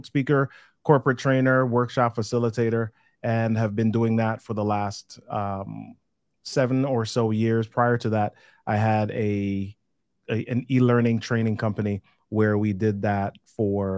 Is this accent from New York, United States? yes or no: yes; New York City, New York, United States; also born or lived in Jamaica / Massachusetts; now in Maryland, United States; I moved to New York City, which is where I grew up in the Bronx for about 10 years before going to college.